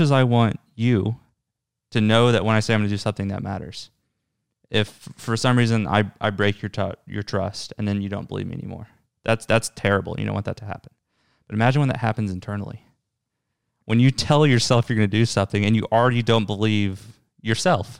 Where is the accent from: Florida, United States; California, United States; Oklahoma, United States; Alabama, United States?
Oklahoma, United States; Tulsa; I'm from Tulsa, my family's here